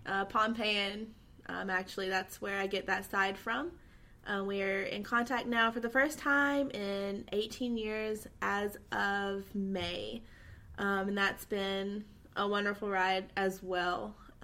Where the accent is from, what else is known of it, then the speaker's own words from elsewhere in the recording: Georgia, United States; I'm from Georgia, born and raised here. That is why I have an accent. To those of you who wonder why I have an accent, an islander with an accent, I know that's rare. But that's why I was born and raised here, not the islands.